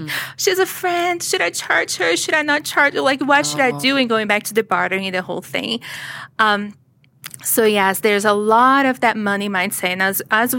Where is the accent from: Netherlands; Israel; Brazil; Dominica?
Brazil; English is a second language; now in United States; I was born in Brazil. You can probably hear the accent.